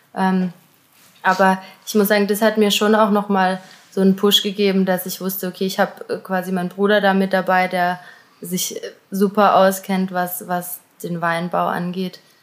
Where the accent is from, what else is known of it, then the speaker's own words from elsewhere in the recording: Auggen, Baden-Württemberg, Germany; ich komme aus Augen